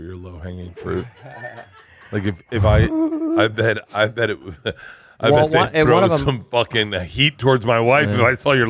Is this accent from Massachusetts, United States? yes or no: no; Tampa, Florida, United States; moved away; I grew up in Florida.